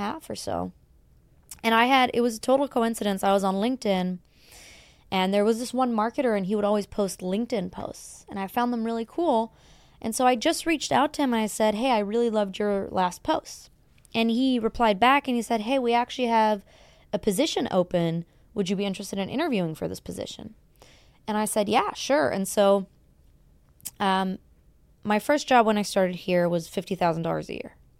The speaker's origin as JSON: {"language": "English", "country": "Germany", "tie": "born or raised there", "moved": "as an adult", "lives_now": "Los Angeles, United States", "said": "born and raised in Germany"}